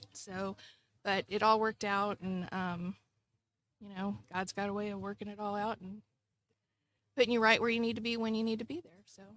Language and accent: English; Bay City, Texas, United States; moved away as an adult; also born or lived in Panama / England / Nebraska; I grew up in Bay City, so right here in Matagorda